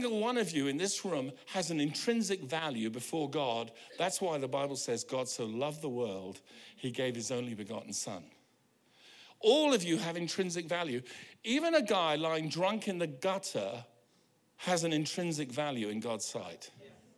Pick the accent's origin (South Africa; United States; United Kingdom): United Kingdom; now in New Zealand; I'm British